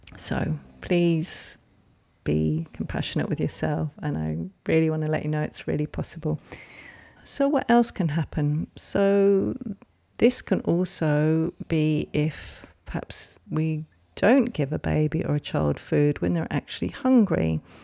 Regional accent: England, United Kingdom; moved away; that was certainly the language I grew up with growing up in England

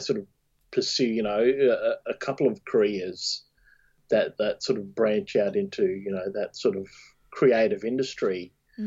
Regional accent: Thursday Island, Queensland, Australia; born or raised there; moved away; also born or lived in Cairns

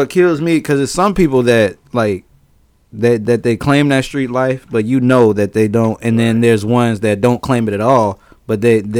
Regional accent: Harvey, Illinois, United States; moved away; also born or lived in Peoria, Illinois; I am. I'm from Harvey.

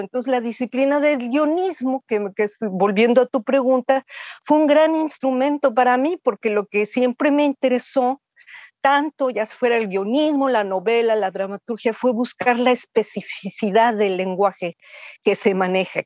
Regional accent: Mexico; mi país

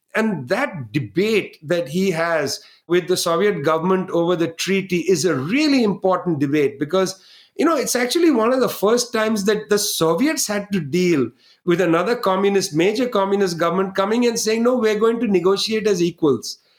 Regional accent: West Bengal, India; from Bengal, where I was born

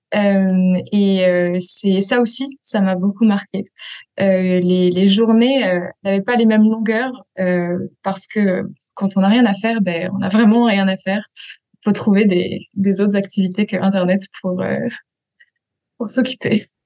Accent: Paris region, Île-de-France, France; moved away; also born or lived in Switzerland; j'ai grandi euh, en France, euh, en région parisienne

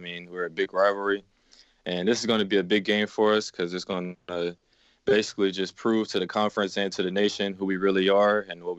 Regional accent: Baton Rouge, Louisiana, United States; also born or lived in Biloxi, Mississippi; I was actually born in Biloxi, Mississippi, but I was raised in Baton Rouge, Louisiana, ever since I was 4 years old.

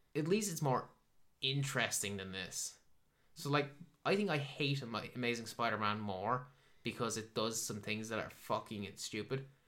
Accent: Ireland; I'm Irish

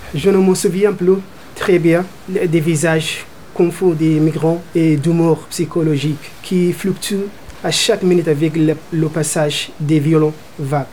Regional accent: Sudan; moved away as an adult; now in France; mon pays natal, le Soudan

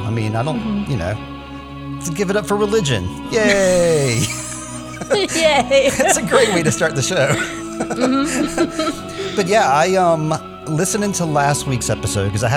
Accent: United States; I'm American

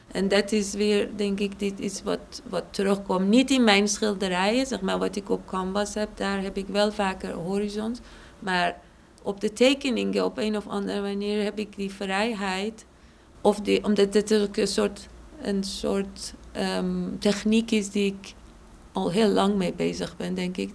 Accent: Shiraz, Fars, Iran; now in Amsterdam, Netherlands; stad Shiraz waar ik vandaan kom

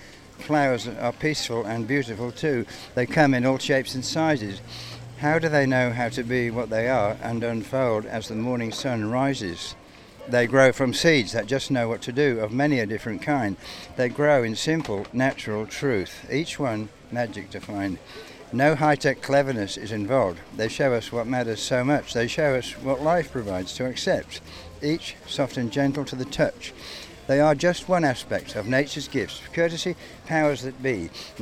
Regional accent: England, United Kingdom; I'm from England. Well, I'm more like a universal person. I've been in 27 countries, lived in 50 different places. I'm 75 years old.

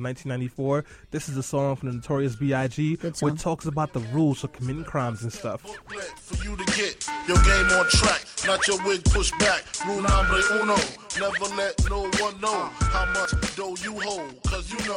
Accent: New York City, New York, United States; I grew up in East New York, Brooklyn.

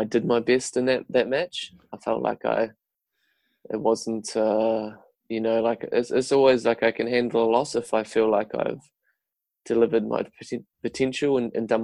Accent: New Zealand; moved away

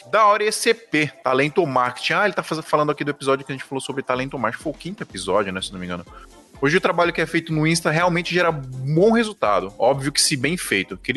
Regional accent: Fortaleza, Ceará, Brazil; now in Blumenau, Brazil; tenho 24 anos, moro em Blumenau, Santa Catarina, mas sou natural de Fortaleza.

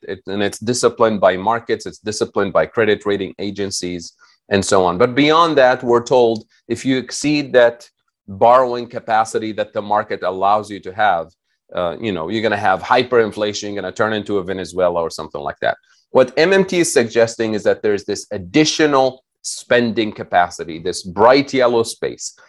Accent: Tunisia; moved away; I'm originally from Tunisia

